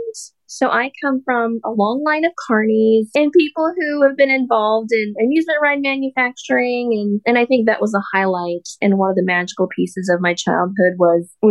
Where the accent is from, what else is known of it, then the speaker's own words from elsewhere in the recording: Sterling, Colorado, United States; So I'm a Colorado native. I'm from Sterling, Colorado. I was born and raised there